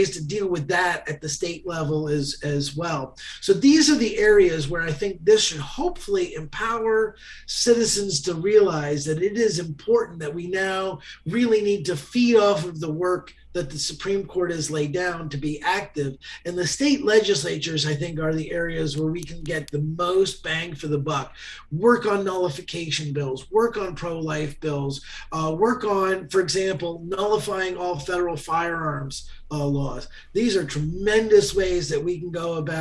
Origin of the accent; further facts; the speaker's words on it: Ohio, United States; in Ohio, my home state